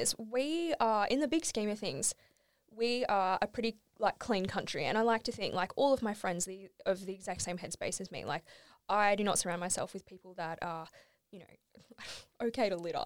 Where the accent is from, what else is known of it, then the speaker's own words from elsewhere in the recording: Australia; moved away; I went back home to, Alboro is my hometown